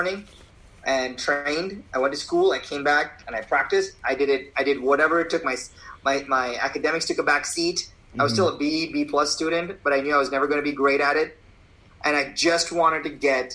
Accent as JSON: {"language": "English", "country": "India", "tie": "born or raised there", "moved": "yes", "lives_now": "United States", "said": "I was born in India"}